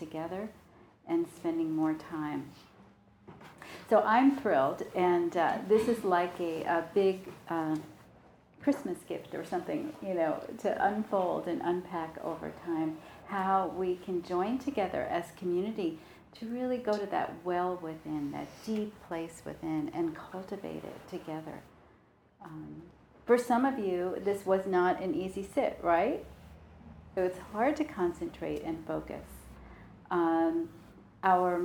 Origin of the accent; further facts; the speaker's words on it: New York, United States; I'm from New York